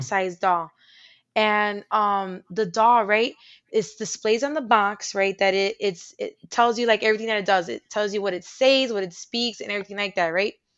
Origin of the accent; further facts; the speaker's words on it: Puerto Rico; moved away; I was born in Puerto Rico